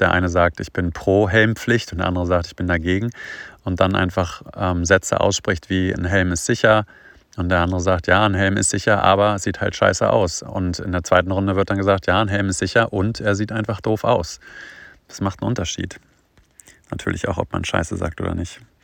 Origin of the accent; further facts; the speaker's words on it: towards Göttingen, Hannover, Lower Saxony, Germany; ich komme ja so aus dem Norden, so Richtung Göttingen, Hannover